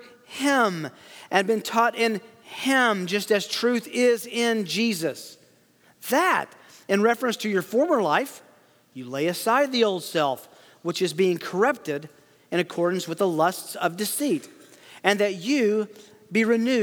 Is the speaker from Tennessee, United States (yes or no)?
yes; Tennessee, United States; I am from Tennessee, so English is technically my second language.